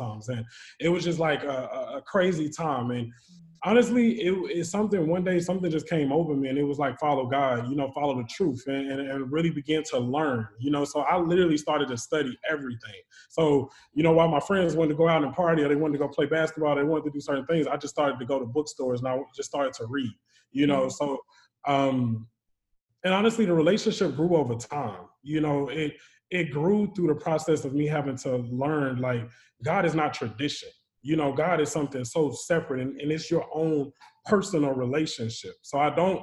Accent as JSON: {"language": "English", "town": "Charlotte", "region": "North Carolina", "country": "United States", "tie": "born or raised there", "said": "When I was younger, I was raised in Charlotte, North Carolina. So born and raised there"}